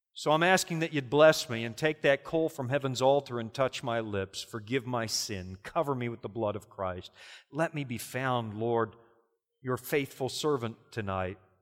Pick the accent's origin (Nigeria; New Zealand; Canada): Canada; as a Canadian